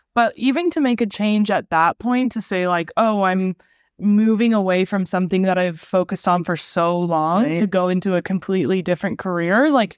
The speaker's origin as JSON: {"language": "English", "town": "Sacramento", "region": "California", "country": "United States", "tie": "born or raised there", "also_born_or_lived": "Rocklin", "moved": "yes"}